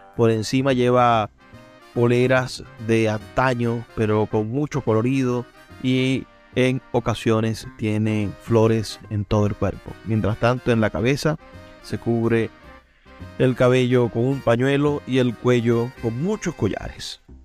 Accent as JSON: {"language": "Spanish", "town": "Maracaibo", "region": "Zulia", "country": "Venezuela", "said": "aunque estoy en el Zulia, aunque soy de Maracaibo"}